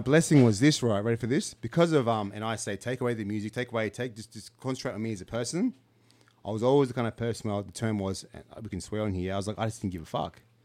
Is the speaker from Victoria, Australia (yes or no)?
no; Canberra, Australian Capital Territory, Australia; when I was growing up in Canberra